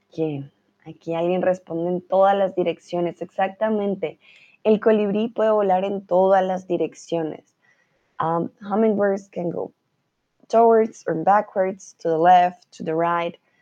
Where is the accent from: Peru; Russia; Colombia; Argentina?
Colombia; now in Germany; yo soy de Colombia, vivo en Alemania